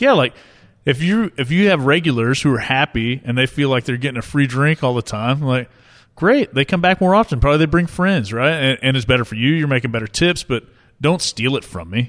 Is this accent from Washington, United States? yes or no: no; Tulsa, Oklahoma, United States; I grew up here in Tulsa, where we are now